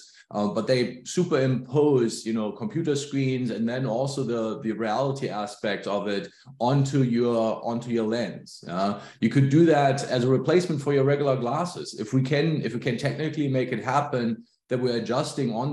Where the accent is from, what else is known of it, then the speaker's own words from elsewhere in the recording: Germany; moved away as an adult; now in Pacific Northwest, United States; I grew up in Germany, emigrated to the US about 20 plus years ago